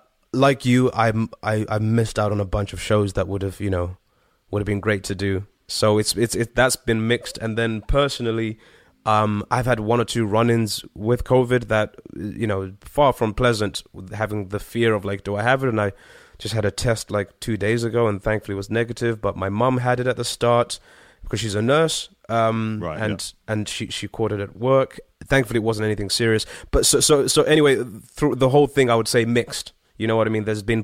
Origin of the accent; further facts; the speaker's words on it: Harare, Zimbabwe; I was born in in a place called Harare, or Harare is how they'd pronounce it, more like. which is the capital, but I lived just off the capital of Zimbabwe.